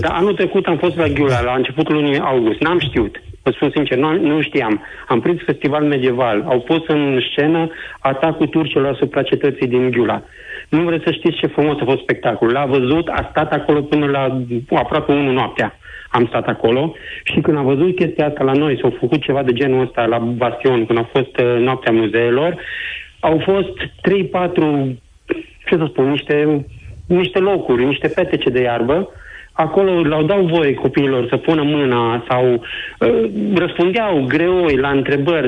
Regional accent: Timișoara, Timiș County, Romania; sunt din Timișoara, dar când zic că sunt din Timișoara, sunt chiar timișorean, timișorean

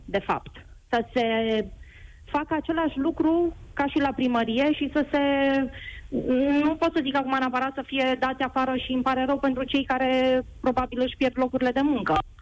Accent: Oradea, Bihor County, Romania; vă sunt din Oradea

